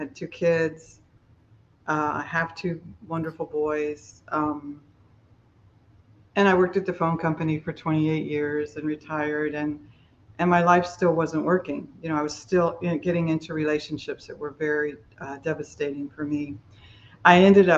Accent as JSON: {"language": "English", "town": "Miami", "region": "Florida", "country": "United States", "tie": "born or raised there", "said": "I grew up in Miami, Florida, and my parents were alcoholic"}